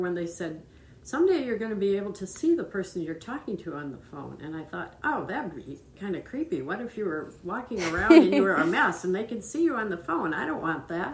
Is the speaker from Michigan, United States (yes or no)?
yes; Grand Rapids, Michigan, United States; also born or lived in South Carolina; I grew up in Grand Rapids, Michigan. I was born there, and I've lived there most of my life